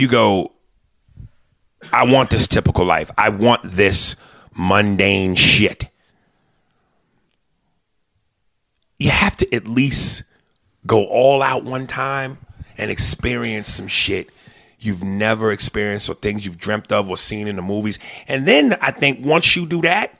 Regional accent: New York City, New York, United States; now in Los Angeles, United States; I'm from New York City

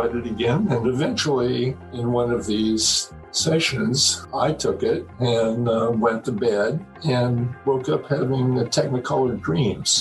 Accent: Iowa, United States; I was born in Iowa into a very poor family. We lived on the wrong side of the railroad track.

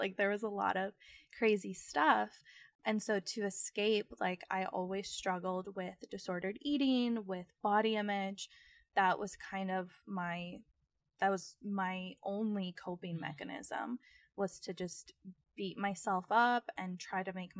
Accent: Phoenix, Arizona, United States; growing up in North Phoenix in a way, which is also like a very privileged place in certain pockets, you know, the Scottsdale, Arizona that so many people think of was also a part of my reality.

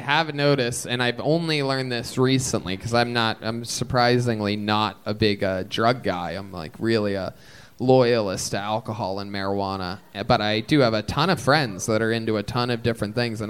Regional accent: Massachusetts, United States; I'm just visiting from Massachusetts. It's good to be here.

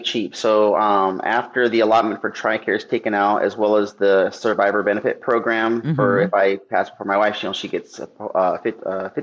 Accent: Phoenix, Arizona, United States; moved away; also born or lived in Flagstaff, Arizona; I'm from Phoenix

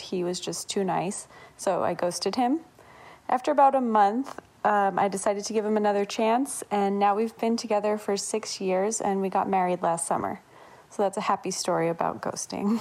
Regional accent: Long Island, New York, United States; I grew up in Long Island, New York

